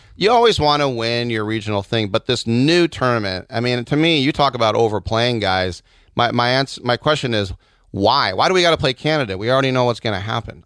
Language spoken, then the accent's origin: English; United States; I'm German American